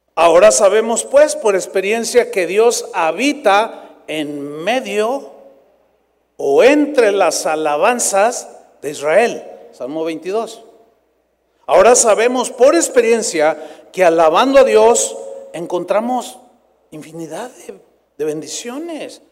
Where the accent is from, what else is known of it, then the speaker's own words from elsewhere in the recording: San Luis Potosí, Mexico; moved away; fui a San Luis Potosí, mi tierra